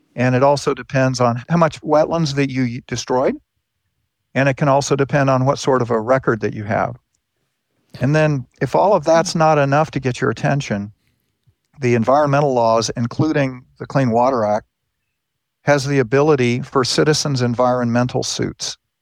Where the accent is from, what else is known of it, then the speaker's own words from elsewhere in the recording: Southern California, United States; moved away; I grew up in California.